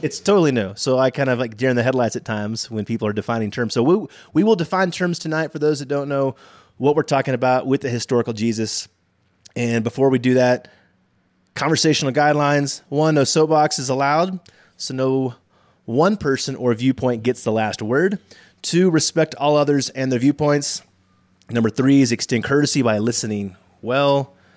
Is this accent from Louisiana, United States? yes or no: no; Texas, United States; born or raised there